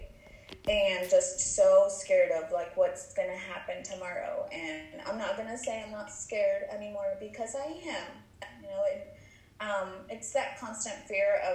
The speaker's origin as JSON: {"language": "English", "region": "Oregon", "country": "United States", "tie": "born or raised there", "also_born_or_lived": "Guadalajara, Mexico / California", "said": "lived in California till I was about 7 or 8, and then moved to Oregon"}